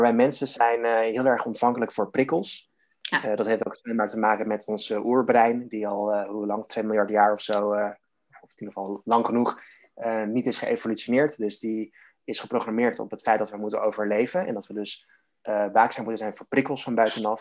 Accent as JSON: {"language": "Dutch", "town": "Harderwijk", "region": "Gelderland", "country": "Netherlands", "tie": "born or raised there", "said": "in mijn geboortestad Harderwijk"}